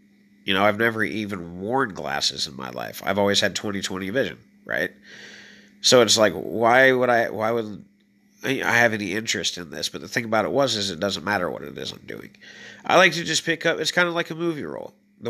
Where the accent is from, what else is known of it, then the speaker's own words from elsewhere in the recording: Illinois, United States; moved away; when I first moved there, it is just like the land of opportunities, 100%. And I mean that because I came from Illinois where it is nothingness.